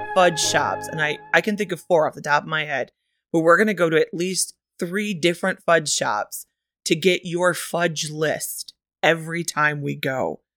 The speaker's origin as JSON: {"language": "English", "region": "Michigan", "country": "United States", "tie": "born or raised there", "said": "That is the official state motto of my home state, Michigan"}